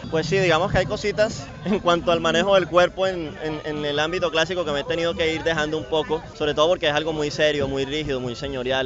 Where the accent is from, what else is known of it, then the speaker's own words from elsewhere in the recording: Cartagena, Bolívar, Colombia; also born or lived in Europe; Yo crecí en el centro. Bueno, yo mentira, yo nací en La Boquilla